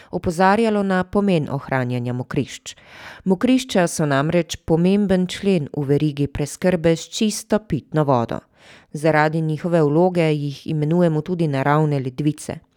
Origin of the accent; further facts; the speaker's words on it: Domajševci, Pomurje, Slovenia; Ja, jaz prihajam z Goričkega, z Domajševec.